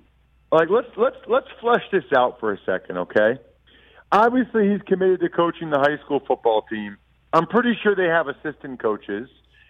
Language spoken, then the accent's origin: English; Wyomissing, Pennsylvania, United States; born or raised there